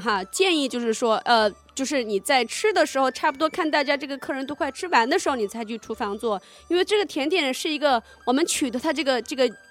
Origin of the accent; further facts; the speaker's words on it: southern China, China; 因为我是南方人